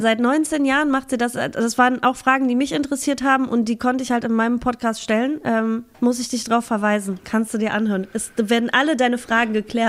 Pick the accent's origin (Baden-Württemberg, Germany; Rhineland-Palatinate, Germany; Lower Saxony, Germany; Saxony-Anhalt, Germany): Saxony-Anhalt, Germany; Halberstadt; moved away; also born or lived in Berlin / Hamburg; in Halberstadt bin ich geboren. Das, also der Harz, der Hü, äh, und Halberstadt, das ist immer meine Heimat.